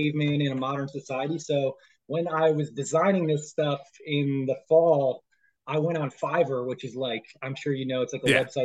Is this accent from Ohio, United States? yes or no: yes; Toledo, Ohio, United States; moved away as an adult; my hometown of Toledo